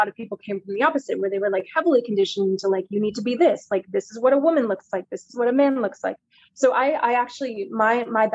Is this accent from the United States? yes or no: yes; San Francisco, California, United States; I grew up in San Francisco